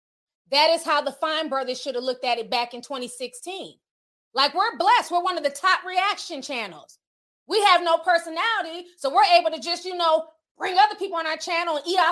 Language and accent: English; Midwest, United States; also born or lived in Charlotte; I grew up in the Midwest. There's no HBCUs here.